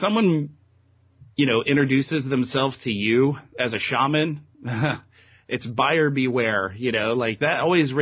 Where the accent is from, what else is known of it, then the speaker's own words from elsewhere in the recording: Texas, United States; moved away as an adult; now in Eugene, United States; I'm from Texas originally